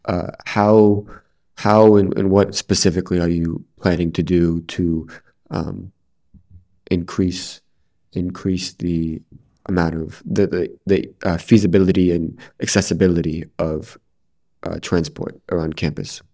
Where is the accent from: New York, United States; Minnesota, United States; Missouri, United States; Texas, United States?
New York, United States; now in Edinburgh, United Kingdom; I'm from New York and we also have a lot of twenty four seven food options